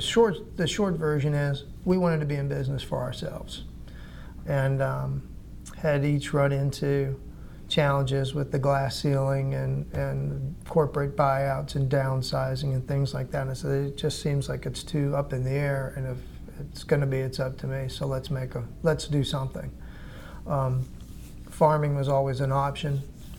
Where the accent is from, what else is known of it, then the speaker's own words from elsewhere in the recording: Atlanta, Georgia, United States; now in Anderson, United States; growing up in Atlanta